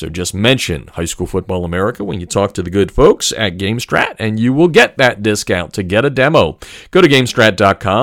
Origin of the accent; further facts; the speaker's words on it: Pennsylvania, United States; Growing up in Pennsylvania